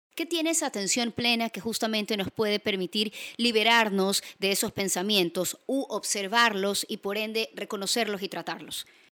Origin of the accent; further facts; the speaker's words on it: Guayaquil, Guayas, Ecuador; Soy guayaquileña